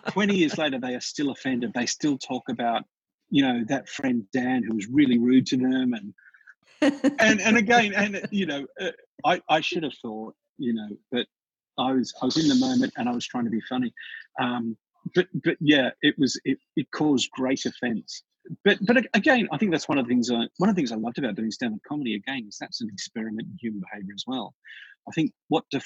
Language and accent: English; Australia; Australians will often get themselves into trouble in North America because we'll open with something that feels like a slap.